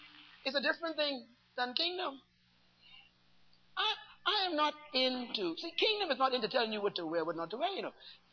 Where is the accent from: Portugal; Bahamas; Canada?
Bahamas; Bairntown, New Providence; born there; I was born in Bairntown. And South Street, on top of the hill, is a little school I went to called Western Prep.